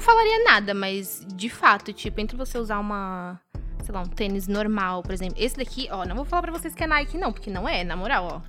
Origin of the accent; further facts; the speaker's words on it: Brazil; a gente, como brasileiro